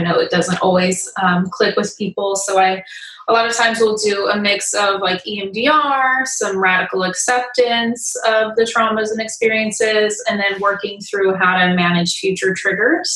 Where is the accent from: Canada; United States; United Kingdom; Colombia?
United States; Riverside, California; also born or lived in Dana Point, California; I grew up in Riverside, Inland Empire, California. I'm currently living in Dana Point